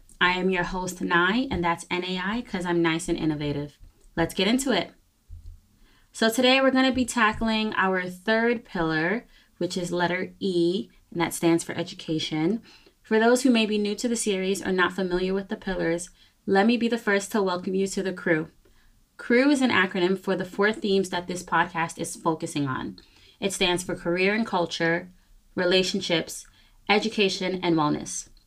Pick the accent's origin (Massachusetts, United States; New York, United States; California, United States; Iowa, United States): New York, United States; I am from New York, where we had the worst case scenarios in the coronavirus pandemic